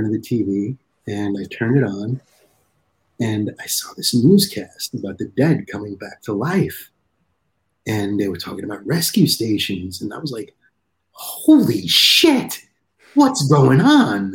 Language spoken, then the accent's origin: English; New York City, New York, United States; when you're Italian and growing up in Brooklyn